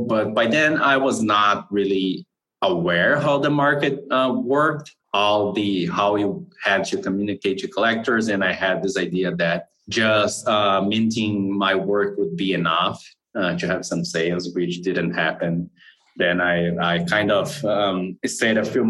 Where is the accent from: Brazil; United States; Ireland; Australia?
Brazil; I'm from Brazil.